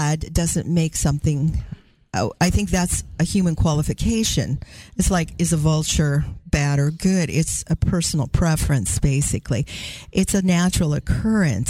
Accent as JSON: {"language": "English", "town": "Tacoma", "region": "Washington", "country": "United States", "said": "I'm from the Tacoma area below Seattle in Washington"}